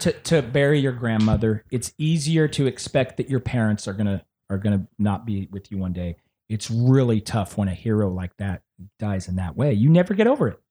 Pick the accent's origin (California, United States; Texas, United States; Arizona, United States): Texas, United States; San Antonio; I'm from Texas